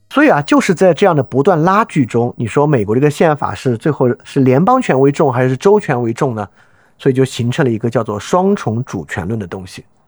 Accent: China; 我们中国人都知道

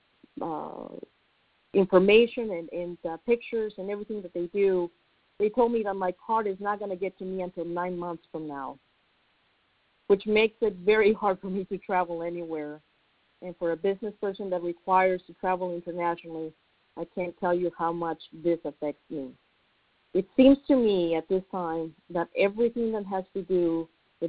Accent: Mexico; now in San Antonio, United States; I am a resident in the United States, and I was born in Mexico

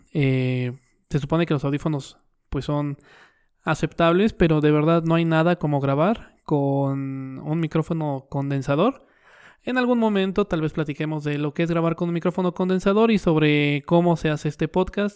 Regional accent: Mexico; yo soy un mexicano promedio

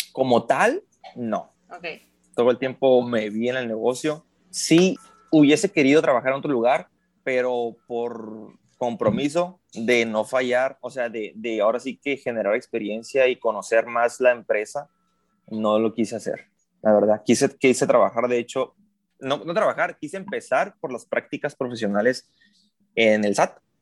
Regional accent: Mexicali, Baja California, Mexico; radico en Mexicali, Baja California, al de aquí mismo soy

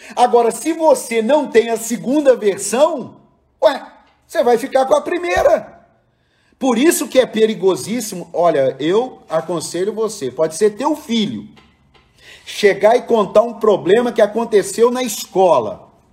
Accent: Cruzeiro, São Paulo, Brazil; moved away; lá na minha cidade de Cruzeiro

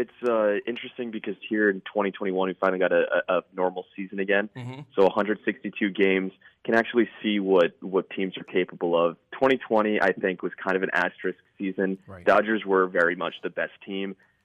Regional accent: New York, United States; As a New Yorker myself

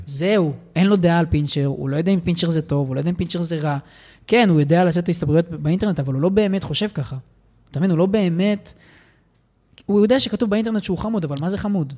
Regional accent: Israel; נולדתי בן אדם פריבילג, מהמם. ובמדינת ישראל

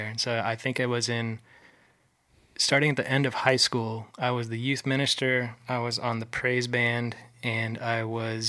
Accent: La Habra, California, United States; also born or lived in La Mirada, California / Whittier, California / Orange, California; Southern California. Kind of lived in the same 20-mile radius my whole life

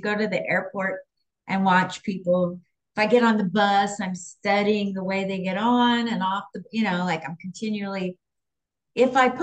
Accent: Portland, Oregon, United States; now in Las Vegas, United States; I'm originally from Portland, Oregon, and I now live in Las Vegas.

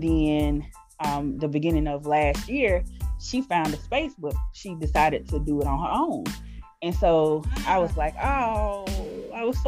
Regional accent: Montgomery, Alabama, United States; moved away as an adult; now in Birmingham, United States; I'm originally from Montgomery, Alabama

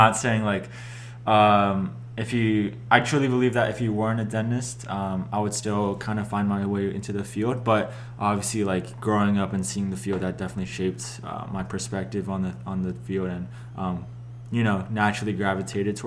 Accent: Philadelphia, Pennsylvania, United States; moved away as an adult; now in Pittsburgh, United States; I'm from Philadelphia

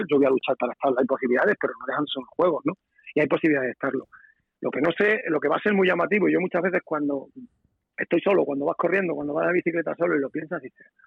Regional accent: Extremadura, Spain; a mí me han tratado muy bien en mi tierra, yo la he tratado muy bien porque la quiero muchísimo y la voy a seguir queriendo, pero evidentemente que, como yo te decía, ¿no? que eh, tener un, como has pasado hace seis meses escasos, tener la medalla de Extremadura

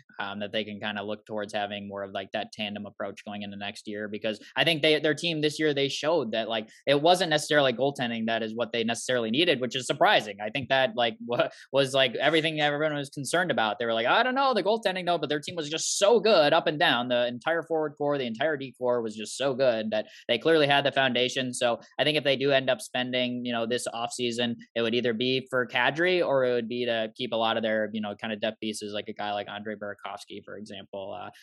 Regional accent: Chicago, Illinois, United States; I grew up in Chicago

